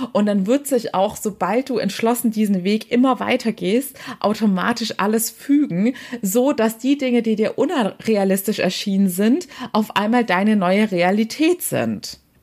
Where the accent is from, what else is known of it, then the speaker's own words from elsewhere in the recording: Waiblingen, Baden-Württemberg, Germany; Also Weibling ist meine Heimatstadt bei Stuttgart.